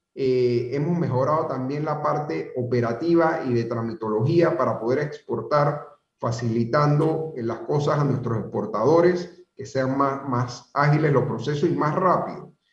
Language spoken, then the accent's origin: Spanish; Panama; todos pongamos la mejor cara como panameños